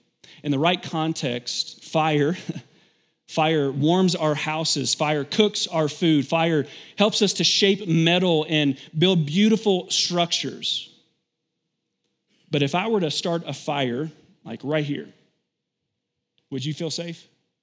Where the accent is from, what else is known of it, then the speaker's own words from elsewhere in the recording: Kentucky, United States; I grew up in Kentucky, and so it's pretty common to have fields by your house.